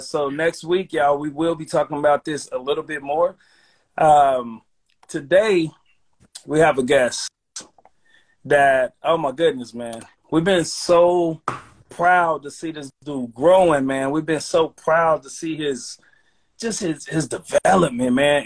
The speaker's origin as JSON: {"language": "English", "town": "Chicago", "region": "Illinois", "country": "United States", "tie": "born or raised there", "moved": "yes", "lives_now": "Sacramento, United States", "said": "for me, that's my hometown"}